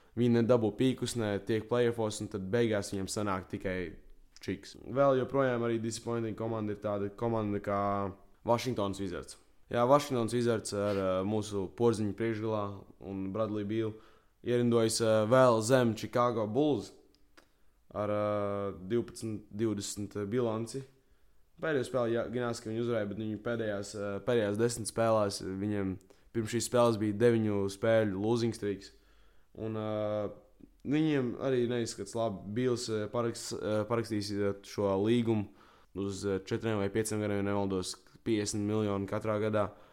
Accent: Latvia; esmu latvietis

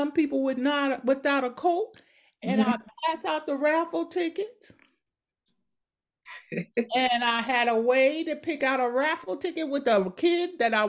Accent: Paterson, New Jersey, United States; I grew up in Patterson.

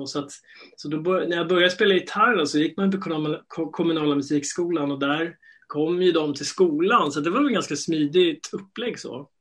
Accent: Stockholm, Stockholm County, Sweden; jag är uppvuxen här i Stockholm

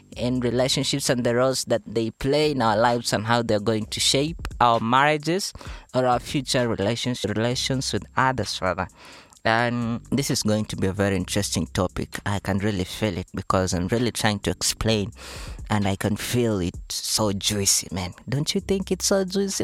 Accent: Mumias, Kakamega County, Kenya; I was born in Western Kakamega County, Mumias Town in particular, where the sugar factory unfortunately collapsed.

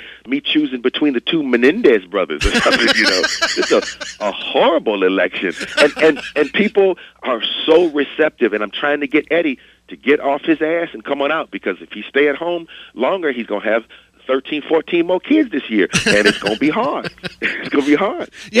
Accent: Cleveland, Ohio, United States; moved away; I'm from Cleveland

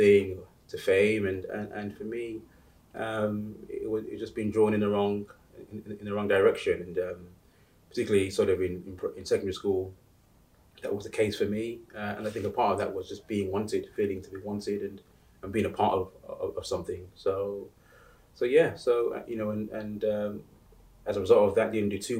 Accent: United Kingdom; also born or lived in Uganda; I came to the UK with my family sort of in the late 80s

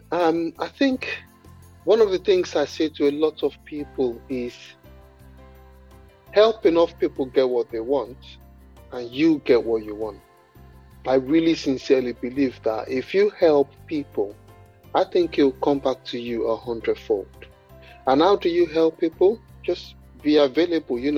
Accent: Nigeria; you know, I'm Nigerian and my, my parents are Nigerians

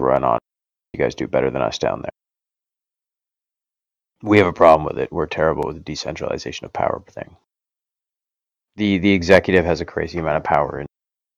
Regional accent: Canada; I'm Canadian

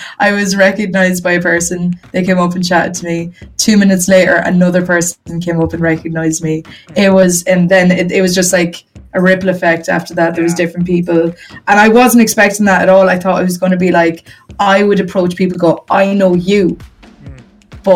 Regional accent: Galway, Connacht, Ireland; I'm from Galway, Ireland

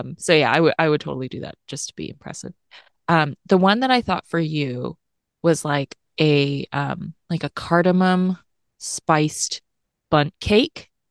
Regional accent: Tennessee, United States; moved away; also born or lived in California; I grew up in Tennessee

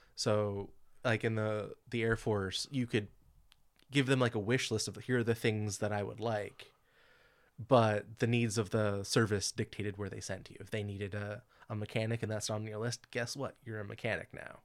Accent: California, United States; I grew up in Califo-, here in California

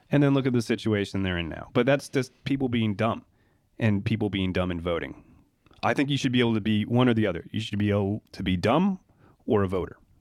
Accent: Anchorage, Alaska, United States; moved away as an adult; now in New Zealand; I'm from Anchorage in Alaska

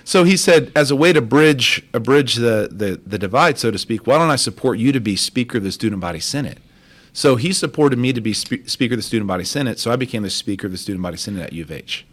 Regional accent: Crosby, Texas, United States; also born or lived in Baytown, Texas / Mexico; I grew up in Crosby, so I was born in Baytown, Texas

